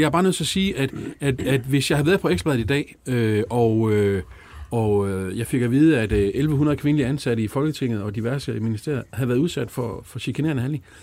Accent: Jutland, Denmark; jeg er fra Jylland

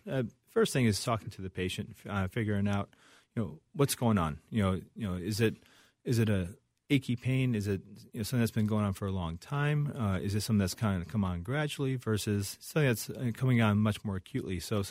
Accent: Chicago, Illinois, United States; So from Chicago originally.

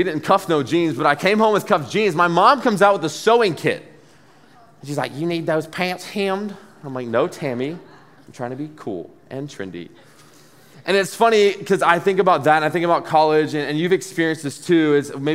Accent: Dublin, Georgia, United States; also born or lived in Athens, Georgia

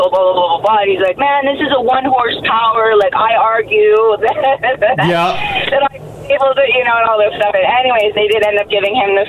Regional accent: Airdrie, Alberta, Canada; I grew up actually near Ginge in Airdrie

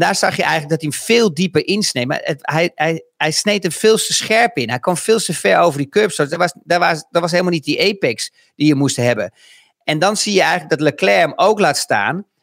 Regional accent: Netherlands; ons als Nederlanders

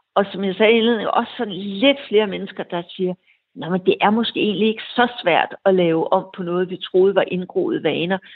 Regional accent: Denmark; som dansker

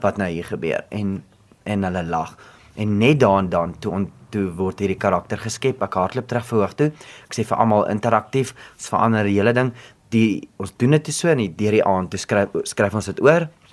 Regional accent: Free State, South Africa; also born or lived in Bloemfontein; ek kom van die Vrystaat af en dit is my belangrik altyd om dit te sê en dit is my belangrik om te sê van Edinburgh, want dit is 'n baie mooi klein dorpie

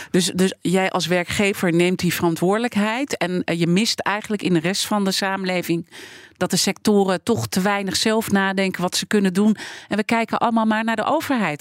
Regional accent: Netherlands; wij als Nederlanders

